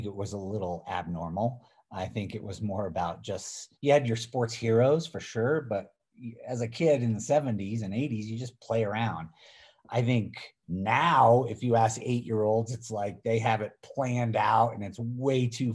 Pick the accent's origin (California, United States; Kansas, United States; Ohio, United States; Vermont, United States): Vermont, United States; Middlebury; I grew up on basically the slopes of Vermont. Born and raised in Middlebury